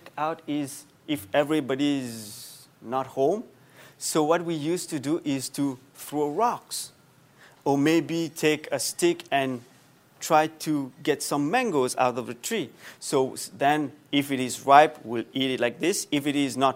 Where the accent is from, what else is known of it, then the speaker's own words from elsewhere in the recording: Mauritius; moved away; Back home, I come from Mauritius, small island, very nice.